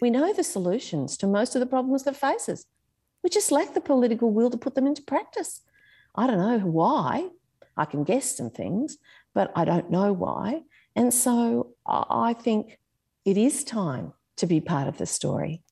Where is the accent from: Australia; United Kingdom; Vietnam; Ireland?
Australia; Sydney, New South Wales; I grew up in Warringah.